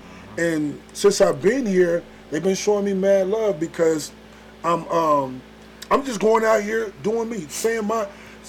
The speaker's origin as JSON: {"language": "English", "town": "Indianapolis", "region": "Indiana", "country": "United States", "tie": "born or raised there", "also_born_or_lived": "Flint, Michigan / Chicago", "moved": "as an adult", "lives_now": "Atlanta, United States", "said": "So I was born in Chicago, Flint, Michigan, Bedrock, okay. But I was raised between Flint, Michigan, and in Indianapolis, Indiana."}